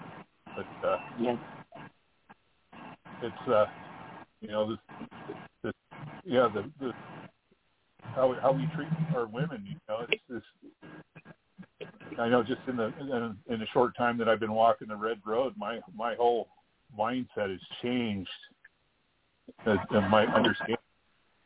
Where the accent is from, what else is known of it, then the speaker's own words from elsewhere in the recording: Klamath River, Northern California, United States; I'm from the Kudur Chasta Nation in Northern California on the Klamath River, upriver Indian